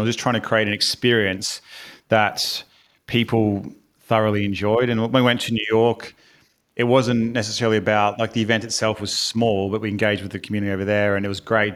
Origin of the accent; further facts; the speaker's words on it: Brisbane, Queensland, Australia; accent: Australian; moved away as an adult; now in United Kingdom; I am from Australia, hence the accent. From a sunny Brisbane.